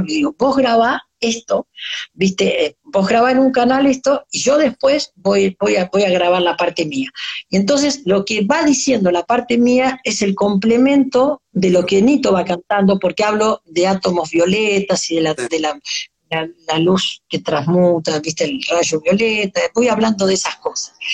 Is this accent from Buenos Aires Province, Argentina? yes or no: yes; Mercedes, Buenos Aires Province, Argentina; nos fuimos a Mercedes, a mi pueblo